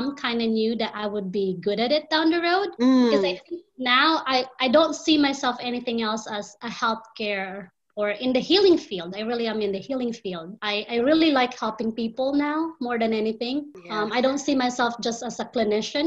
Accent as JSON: {"language": "English", "country": "Philippines", "moved": "as an adult", "lives_now": "Indianapolis, United States", "said": "I am originally from the Philippines"}